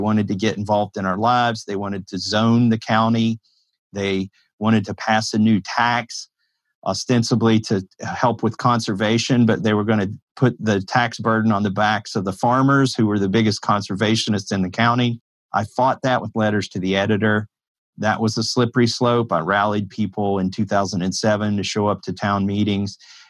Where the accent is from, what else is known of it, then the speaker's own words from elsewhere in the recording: Appalachia, Kentucky, United States; I grew up in Appalachia in the county where I'm living right now.